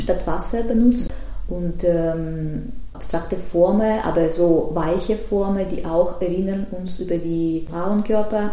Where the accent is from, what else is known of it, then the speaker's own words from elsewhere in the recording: Tver, Tver Oblast, Russia; German is a second language; moved away; ich bin äh, ursprünglich aus Tver, das ist mhm. zwischen Moskau und Petersburg